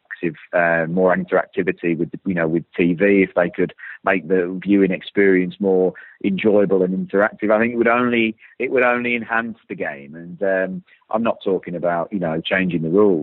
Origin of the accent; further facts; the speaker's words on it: United Kingdom; we are a very traditional country. But, you know, this island we live